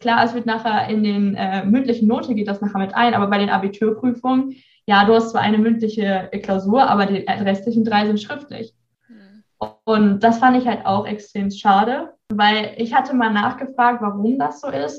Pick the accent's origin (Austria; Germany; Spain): Germany; near Bielefeld, North Rhine-Westphalia; moved away as an adult; now in Bremerhaven, Germany; ich habe ja eigentlich mein ganzes Leben in äh, Nordrhein-Westfalen verbracht, in der Nähe von Bielefeld. Und ja, ich bin in so einem, ich würde mal sagen, Dörfchen aufgewachsen